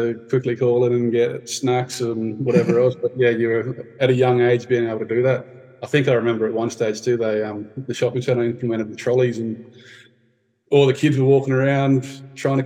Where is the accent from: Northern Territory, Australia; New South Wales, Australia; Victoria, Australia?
Northern Territory, Australia; Darwin; we grew up in Karama